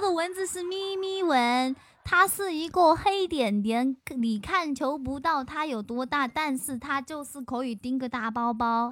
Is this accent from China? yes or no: yes; Xinjiang, China; now in Chengdu, China; 我是新疆人，然后我是从小吃牛羊肉长大的